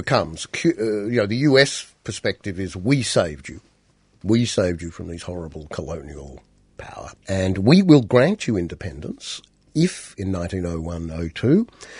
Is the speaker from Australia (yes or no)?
yes; Australia; how would you feel as an Australian if Britain inserted this amendment in our constitution?